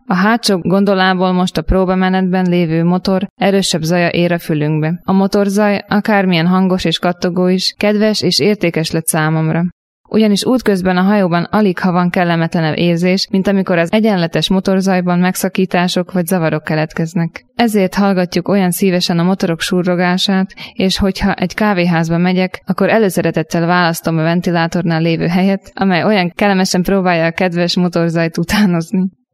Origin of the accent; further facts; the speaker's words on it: Upper Hungary, Nitra Region, Slovakia; felvidékről származom.